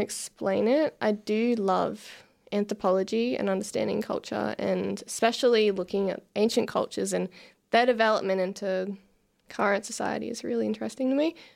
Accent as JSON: {"language": "English", "town": "Lowood", "region": "Queensland", "country": "Australia", "tie": "born or raised there", "said": "I grew up in the lovely town called Lowood"}